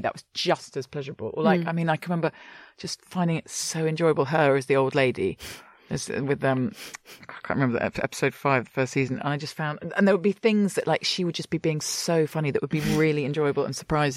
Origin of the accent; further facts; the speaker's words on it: London, United Kingdom; now in Brooklyn, United States; I'm from London, all my family, my friends